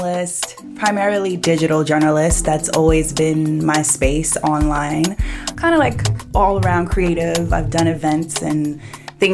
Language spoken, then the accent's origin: English; New York City, New York, United States; also born or lived in Washington, D.C.; I'm born and raised in Brooklyn. I grew up in Bed-Stuy until I was about 14.